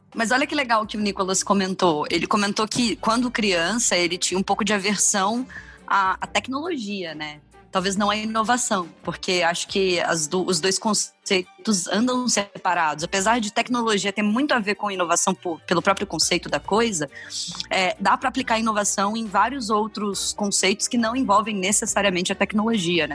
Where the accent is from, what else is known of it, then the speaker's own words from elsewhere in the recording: Volta Redonda, Rio de Janeiro, Brazil; moved away; eu morava numa cidade, eu sou de Volta Redonda, no interior do Rio de Janeiro, não tinha Blockbuster